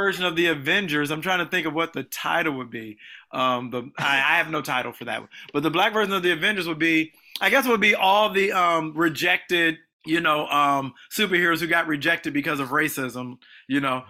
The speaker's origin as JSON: {"language": "English", "region": "Illinois", "country": "United States", "tie": "born or raised there", "also_born_or_lived": "Los Angeles", "moved": "as an adult", "said": "grew up in Illinois, a small town"}